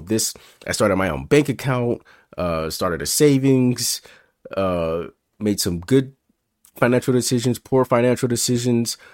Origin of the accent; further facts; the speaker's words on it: Memphis, Tennessee, United States; now in California, United States; it was me, my mom, and my sister growing up in Memphis